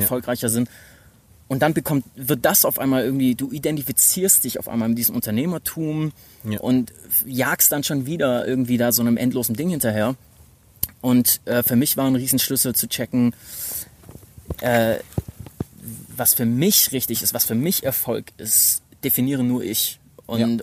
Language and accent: German; Stuttgart, Baden-Württemberg, Germany; moved away as an adult; also born or lived in United States; ich komme eigentlich aus Stuttgart, hab aber ein paar Jahre in den U S A studiert mit zwanzig